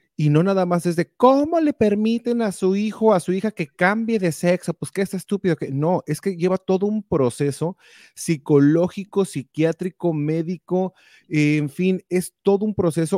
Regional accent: Mexico; now in United States; Nosotros todos crecimos en México

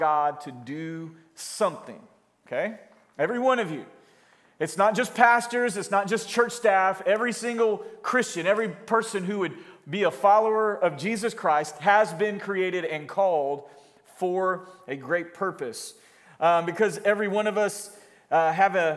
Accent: Florida, United States; moved away as an adult; also born or lived in California / Jacksonville, Florida; Florida, in my hometown where I was from

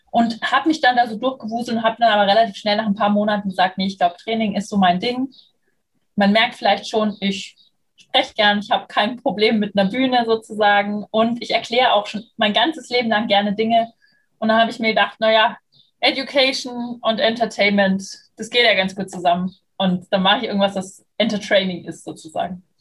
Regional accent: Munich, Bavaria, Germany; now in Berlin, Germany; ich bin 35 Jahre alt, ich bin in München geboren und aufgewachsen. Inzwischen hat es mich nach Berlin geschwemmt, bin also Wahlberlinerin.

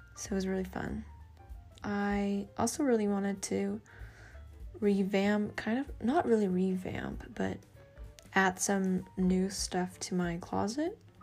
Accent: Australia; accent: Aussie; my crazy Aussie accent

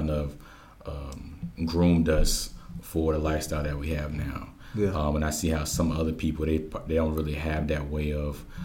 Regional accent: Georgia, United States; also born or lived in Germany / Missouri / Oklahoma / Hawaii; I was born in Germany, uh, mm-hmm. moved to Missouri, Oklahoma, Hawaii, Louisiana. Then I basically grew up in Georgia uh, for I think I've been here for the last eleven years.

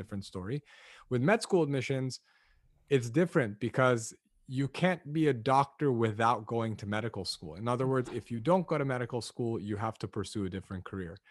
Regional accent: Los Angeles, California, United States; Born and raised in Los Angeles, uh, to two ethnically Armenian parents who immigrated here from Lebanon

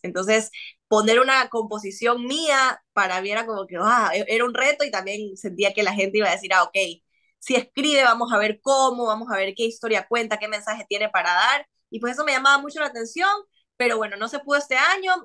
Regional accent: Ecuador; acá en Ecuador

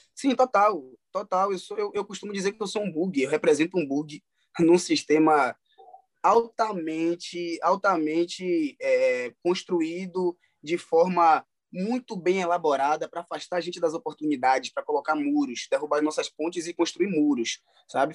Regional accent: Salvador, Bahia, Brazil; eu sou natural de Salvador, né? Sou soteropolitano, baiano da gema.

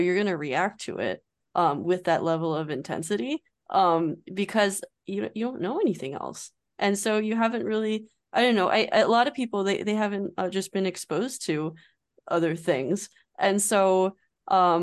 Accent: United States; as an American

